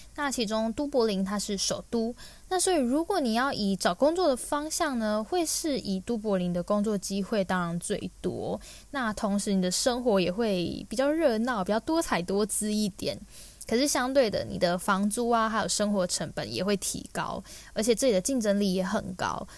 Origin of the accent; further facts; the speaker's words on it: Taiwan; moved away as an adult; now in Ireland; 因为毕竟我们从小在台湾所接触到英语教育都是偏向以美式为主